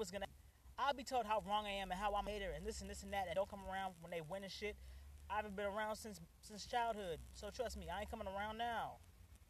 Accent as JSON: {"language": "English", "town": "Cleveland", "region": "Ohio", "country": "United States", "said": "I am from Cleveland"}